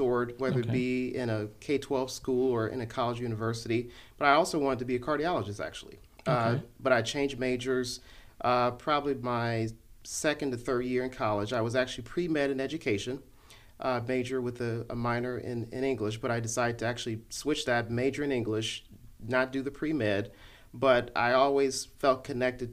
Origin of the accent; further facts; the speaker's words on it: Cleveland, Ohio, United States; moved away as an adult; now in Kansas, United States; I am originally from Cleveland, Ohio, born and raised